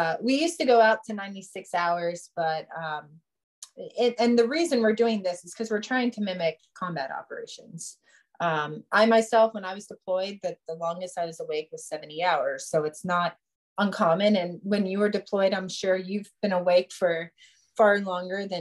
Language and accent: English; Youngstown, Ohio, United States; where I grew up in Youngstown, Ohio